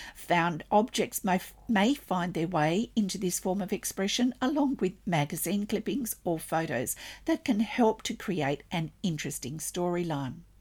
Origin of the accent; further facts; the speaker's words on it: Australia; I'm an Australian textile artist, teacher, judge